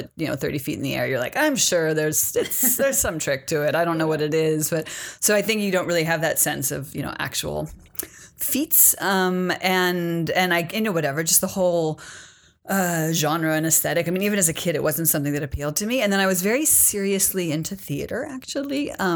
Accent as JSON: {"language": "English", "town": "Berkeley", "region": "California", "country": "United States", "tie": "born or raised there", "also_born_or_lived": "San Francisco", "said": "I'm originally from Berkeley, California. I grew up in Berkeley"}